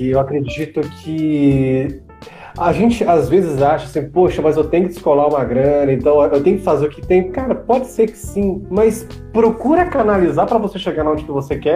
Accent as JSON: {"language": "Portuguese", "region": "Minas Gerais", "country": "Brazil", "said": "então, sou de Minas, sabe?"}